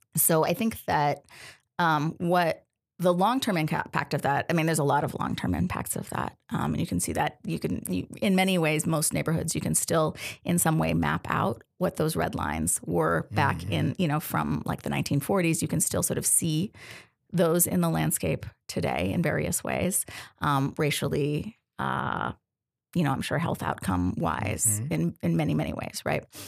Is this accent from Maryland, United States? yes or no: no; Denver, Colorado, United States; moved away as an adult; also born or lived in Detroit; now in Tacoma, United States; I'm from from Denver